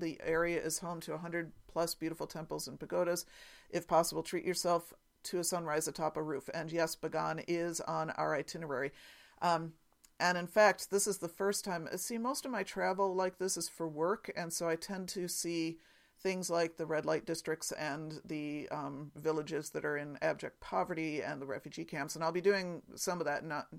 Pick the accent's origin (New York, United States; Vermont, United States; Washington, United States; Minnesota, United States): New York, United States; Penn Yan; accent: New York; I grew up in Penn Yan, so it must be that I recognize that old familiar New York accent.